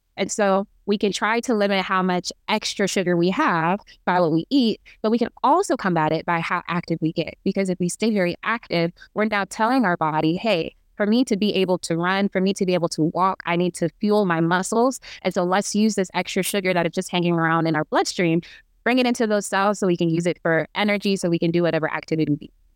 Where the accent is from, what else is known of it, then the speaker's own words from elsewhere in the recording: Kansas City, Missouri, United States; moved away as an adult; also born or lived in Imo State, Nigeria; now in Baltimore, United States; I am a Nigerian American, uh, back home from Imo State, and I grew up in Kansas City, Missouri